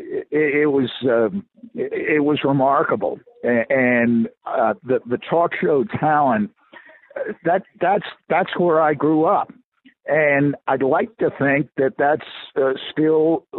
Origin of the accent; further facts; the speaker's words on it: New York, United States; moved away; also born or lived in Denver; That's the that's the talk radio I grew up on in New York